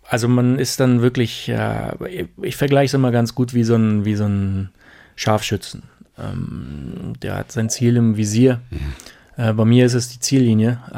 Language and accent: German; Brandenburg, Germany; Nee, ich war aus Brandenburg.